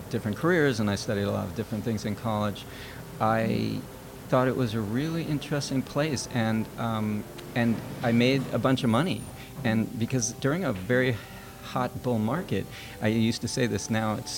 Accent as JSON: {"language": "English", "town": "New York City", "region": "New York", "country": "United States", "tie": "born or raised there", "also_born_or_lived": "California", "moved": "as an adult", "lives_now": "New York City, United States", "said": "I actually was born and raised in New York."}